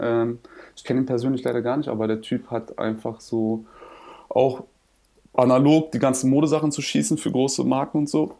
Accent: Berlin, Germany; ich bin ja Berliner

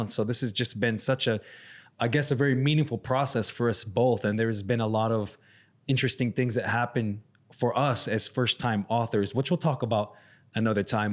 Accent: Salt River reservation, near Scottsdale, Phoenix, Arizona, United States; our reservation where I grew up is right outside of uh, the city of Scottsdale in Phoenix

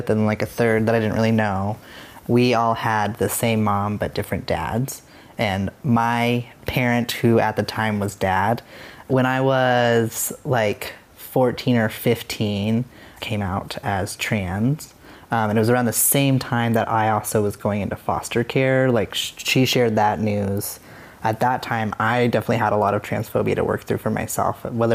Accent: Casper, Wyoming, United States; moved away as an adult; I grew up in Wyoming, in Casper, Wyoming

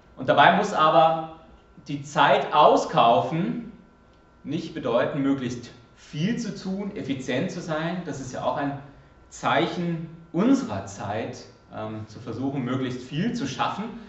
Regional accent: Germany; moved away; als Deutscher in mir

